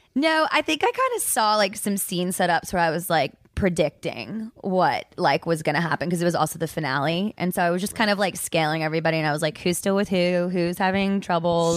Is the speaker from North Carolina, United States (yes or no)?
yes; Charlotte, North Carolina, United States; moved away; also born or lived in New York; I'm originally from Charlotte, North Carolina